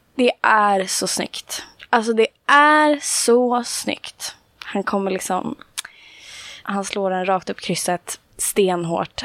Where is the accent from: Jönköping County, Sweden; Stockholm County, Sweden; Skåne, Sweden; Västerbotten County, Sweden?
Stockholm County, Sweden; Stockholm; jag är från Stockholm. Eh, som man kanske hör tyvärr.